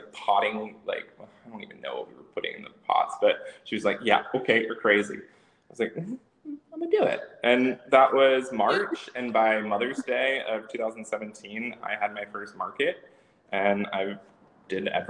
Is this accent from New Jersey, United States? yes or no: yes; New Jersey, United States; moved away; I was born in New Jersey, and I think that stuck with me for most of my life.